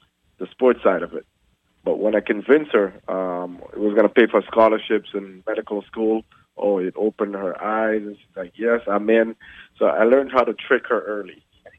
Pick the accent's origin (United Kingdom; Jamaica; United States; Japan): Jamaica; accent: Jamaican and Canadian; now in Canada; grew up in Jamaica. I was born in Jamaica, land of the fast sprinters.